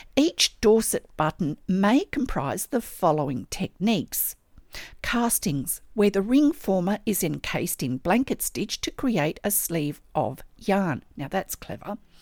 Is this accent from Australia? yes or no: yes; Australia; I'm an Australian textile artist